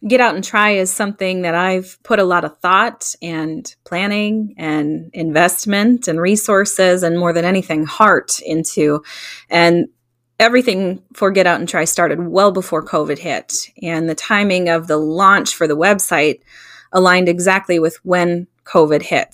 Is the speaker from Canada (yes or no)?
no; Stillwater, Minnesota, United States; moved away as an adult; now in Hudson, United States; Both my husband and I were born and raised in Stillwater, and for the past 10 years or so, we've lived in Hudson